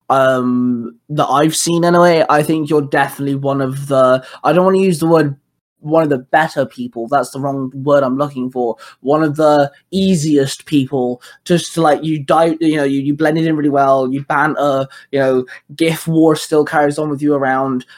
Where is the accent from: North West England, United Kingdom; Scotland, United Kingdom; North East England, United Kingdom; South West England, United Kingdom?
South West England, United Kingdom; Plymouth; moved away; I'm from Plymouth, which is in Devon